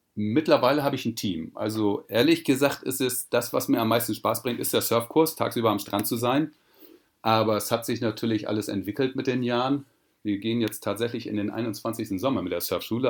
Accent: Sylt, Schleswig-Holstein, Germany; now in Portugal; auf Sylt bin ich geboren und aufgewachsen

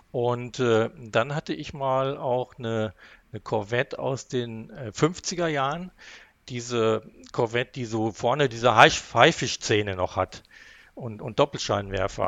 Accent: Haltern am See, North Rhine-Westphalia, Germany; also born or lived in Recklinghausen; ich bin allerdings in, äh, im Münsterland groß geworden

